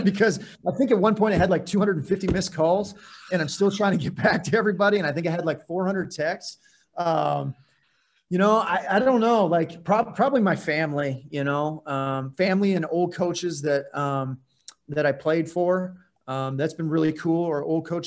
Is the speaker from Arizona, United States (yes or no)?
yes; Phoenix, Arizona, United States; now in Portland, United States; I'm from Phoenix